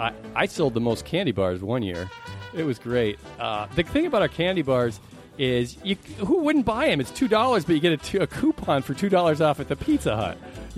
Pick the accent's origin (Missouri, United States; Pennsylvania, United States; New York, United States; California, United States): California, United States; also born or lived in Chicago; Well, I was born in Chicago. Great town if you ever got to get out there sometime. The whole family, we moved to California when I was in fourth grade.